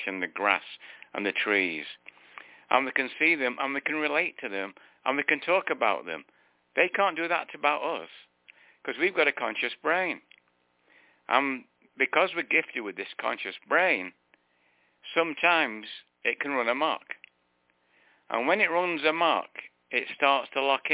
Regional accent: United Kingdom; now in United States; I was born British

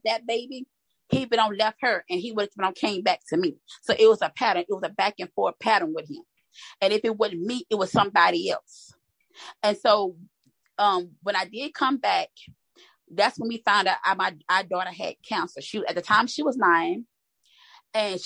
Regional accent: Louisiana, United States; moved away as an adult; now in Texas, United States; I am originally from Louisiana, but I reside in Texas.

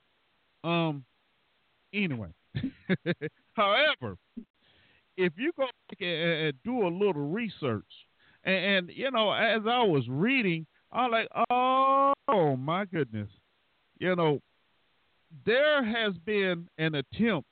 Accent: the South, United States; I'm from the South

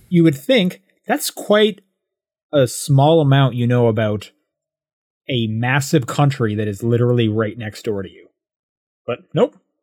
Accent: Calgary, Alberta, Canada; moved away; I'm from Calgary

